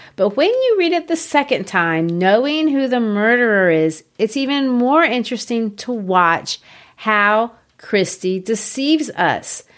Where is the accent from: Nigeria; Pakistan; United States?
United States; I'm not English